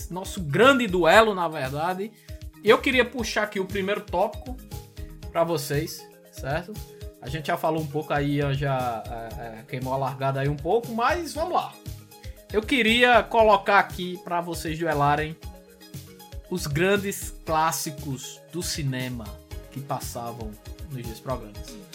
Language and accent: Portuguese; Solânea, Paraíba, Brazil; Ah, eu nunca falei nem, eu sou de Solânia, pô.